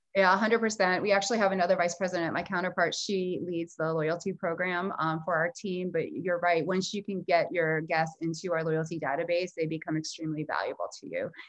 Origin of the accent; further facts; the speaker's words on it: South Florida, United States; growing up, I grew up in South Florida